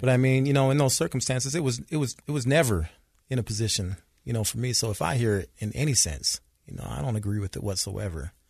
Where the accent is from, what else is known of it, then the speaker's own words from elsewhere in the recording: Salt Lake City, Utah, United States; I grew up here in Salt Lake